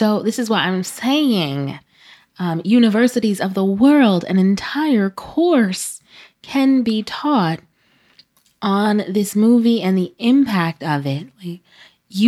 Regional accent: New York City, New York, United States; I'm from Brooklyn

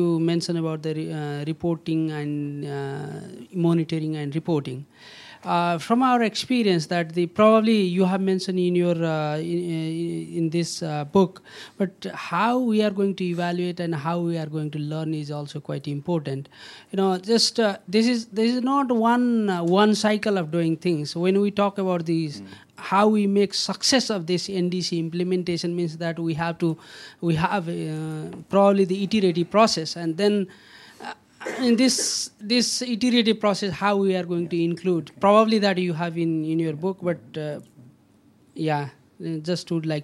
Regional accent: Nepal; I'm from Nepal.

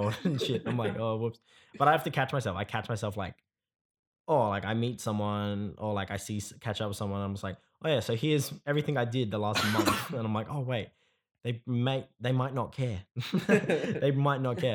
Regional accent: Perth, Western Australia, Australia; I was born in Perth. I grew up here

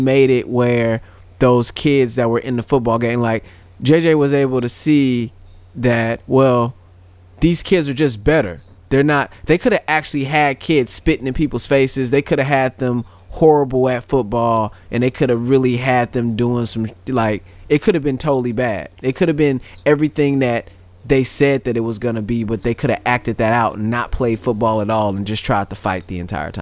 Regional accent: St. Louis, Missouri, United States; I'm from St. Louis

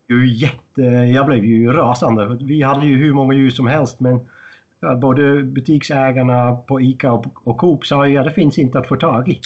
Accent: Netherlands; moved away as an adult; now in Sweden; jag är född och uppvuxen i Holland

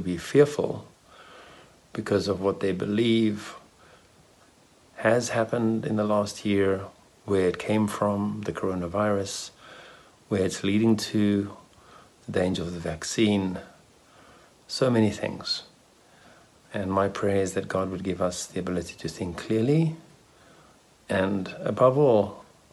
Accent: South Africa; also born or lived in Israel; now in Czech Republic; I'm a South African long-term resident of Israel

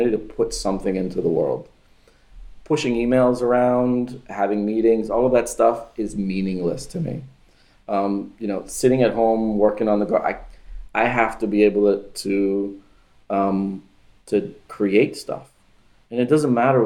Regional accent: Miami, Florida, United States; also born or lived in Venezuela; I was born in Venezuela, but I moved to Miami when I was 7

